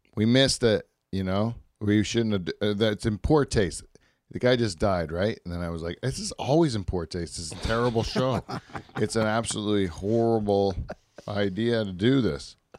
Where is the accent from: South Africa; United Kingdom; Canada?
Canada; in our country